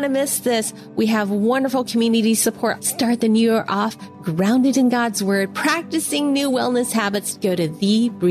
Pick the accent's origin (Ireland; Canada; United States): United States; I'm Chinese American